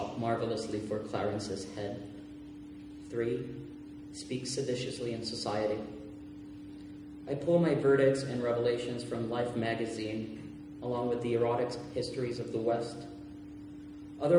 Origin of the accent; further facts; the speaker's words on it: Puerto Rico; first language Spanish; English is a second language; I was born and raised in Puerto Rico, so once in a while my Spanish will assert itself